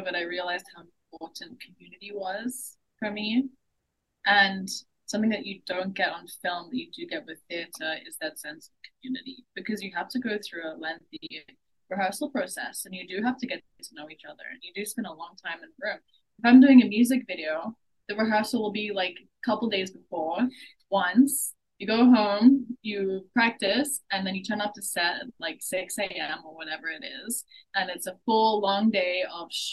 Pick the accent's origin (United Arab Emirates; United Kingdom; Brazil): United Arab Emirates; now in New York, United States; I grew up in the Middle East, in the United Arab Emirates